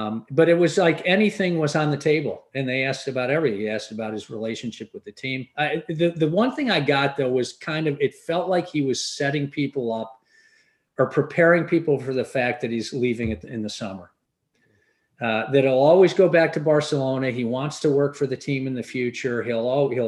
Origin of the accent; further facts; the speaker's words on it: England, United Kingdom; now in United States; I grew up in England in the 70s.